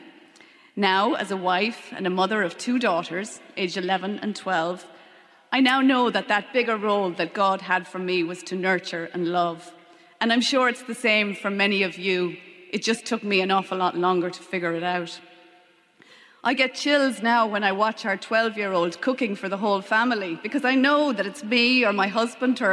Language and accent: English; Leitrim, Connacht, Ireland; also born or lived in London / Longford; I was born in London, grew up in Leitrim, and went to boarding school in Newtown Forbes in Longford